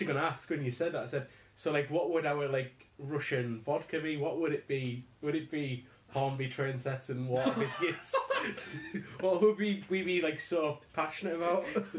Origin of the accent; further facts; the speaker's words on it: Carlisle, North West England, United Kingdom; so where are you from? And I was like, Carlisle.